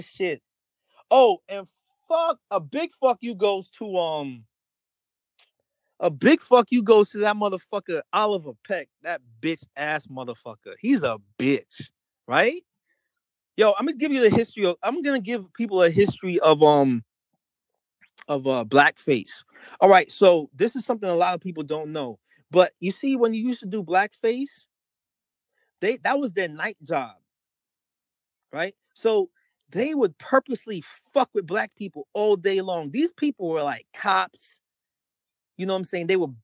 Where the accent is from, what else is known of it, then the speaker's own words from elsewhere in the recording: Jamaica; now in New York, United States; I'm fucking Jamaican